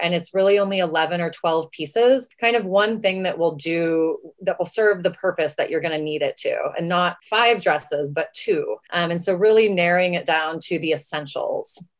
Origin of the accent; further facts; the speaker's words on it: West Texas, United States; I'm from West Texas